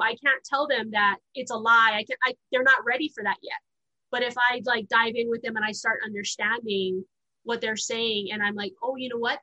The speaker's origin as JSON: {"language": "English", "town": "Honolulu", "region": "Hawaii", "country": "United States", "tie": "born or raised there", "also_born_or_lived": "Wyoming", "moved": "yes", "said": "I uh, was born and raised in Honolulu, Hawaii"}